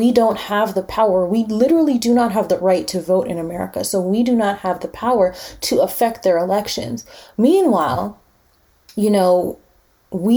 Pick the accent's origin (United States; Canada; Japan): Canada; Winnipeg, Manitoba; also born or lived in Montreal; I was born and raised here